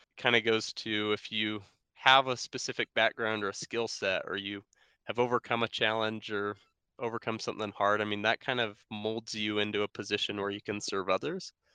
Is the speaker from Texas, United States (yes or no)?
no; Sandy, Utah, United States; I grew up here in Salt Lake City, Utah, in Sandy